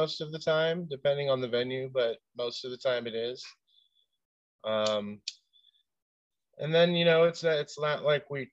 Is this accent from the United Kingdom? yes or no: no; California, United States; we're from California.